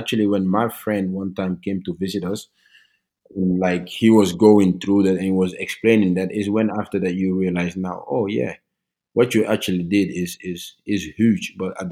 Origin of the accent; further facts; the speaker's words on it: Norway; I was a kid growing up in Norway, so I was basically Norwegians in other people's eyes